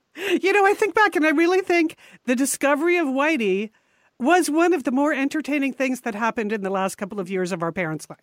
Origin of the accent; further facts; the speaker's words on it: New England, United States; We grew up in New England, and our father, Massachusetts-born